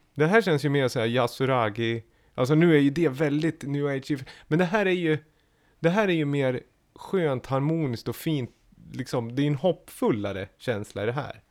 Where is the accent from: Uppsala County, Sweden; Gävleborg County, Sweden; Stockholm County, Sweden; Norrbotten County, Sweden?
Gävleborg County, Sweden; Gävle; jag är från Gävle